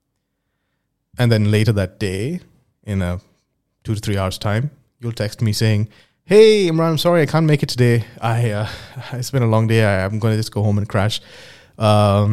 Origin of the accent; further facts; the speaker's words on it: Dubai, United Arab Emirates; moved away as an adult; also born or lived in India / United Kingdom; I'm originally from India, but I grew up in Dubai